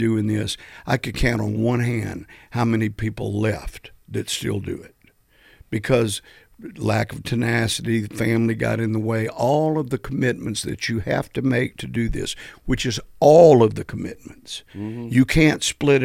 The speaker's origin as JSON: {"language": "English", "town": "Selma", "region": "Alabama", "country": "United States", "said": "we're from Selma"}